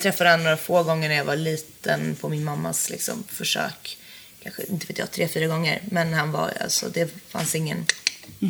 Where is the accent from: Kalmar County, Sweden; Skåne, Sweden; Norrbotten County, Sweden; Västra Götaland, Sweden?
Norrbotten County, Sweden; Jokkmokk; moved away; från byn där jag kommer från, Jokkmokk